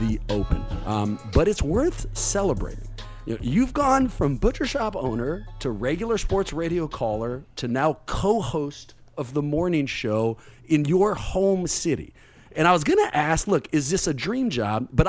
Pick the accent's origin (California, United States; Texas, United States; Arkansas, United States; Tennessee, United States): California, United States; East Bay; I'm from the East Bay